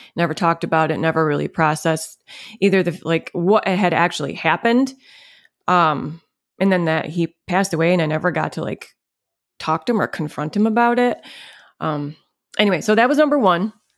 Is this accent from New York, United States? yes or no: yes; Munnsville, New York, United States; I grew up in Munsville, New York. Um, it's upstate New York